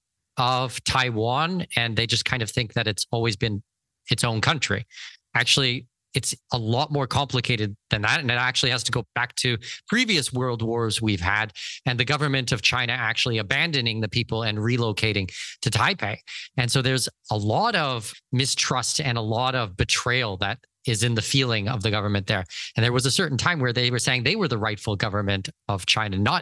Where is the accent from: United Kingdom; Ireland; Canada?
Canada; moved away; a Canadian